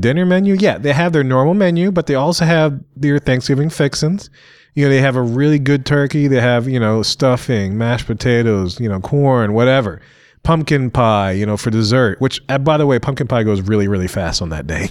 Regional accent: Louisiana, United States; I'm from Louisiana

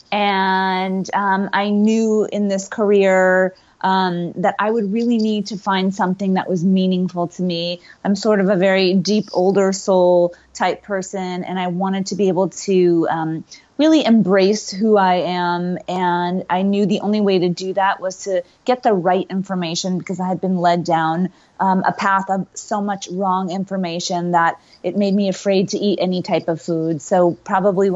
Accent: Connecticut, United States; moved away as an adult; now in West Coast, United States; I grew up in Connecticut

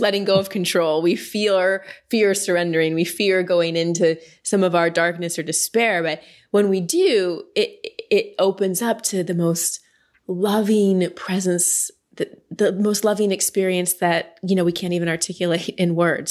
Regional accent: Texas, United States; also born or lived in Wisconsin; I was born in Wisconsin, then we moved to Texas when I was like two and a half.

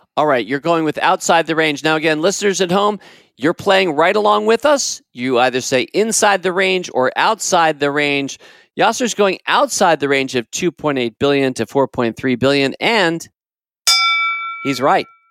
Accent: United States; As an American, and I grew up in this country, I've spent my entire life in this country, basically fifty-six years or so

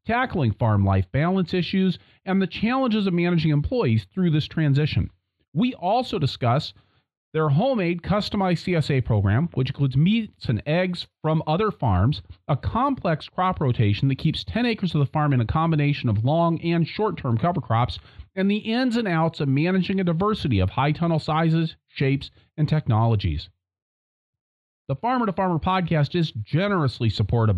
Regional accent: Wisconsin, United States; I'm from Wisconsin

